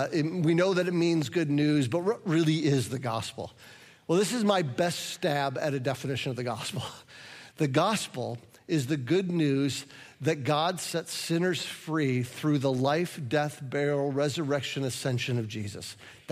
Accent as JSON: {"language": "English", "region": "Midwest", "country": "United States", "said": "because I'm a Midwesterner, I almost don't want to tell you the compliment"}